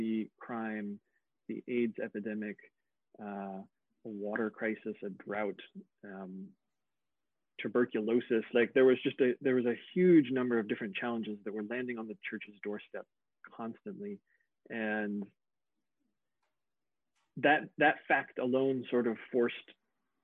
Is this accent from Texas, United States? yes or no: no; Indiana, United States; moved away as an adult; also born or lived in South Africa / Germany; I grew up in Indiana. So yes, I'm entirely white bread middle American